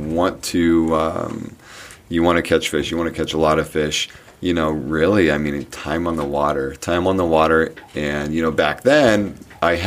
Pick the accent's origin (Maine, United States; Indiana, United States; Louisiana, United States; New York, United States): Indiana, United States; moved away as an adult; also born or lived in southern Minnesota; now in Bemidji, United States; I'm from Indiana. I moved to southern Minnesota, after high school and all that, and then moved to Bemidji.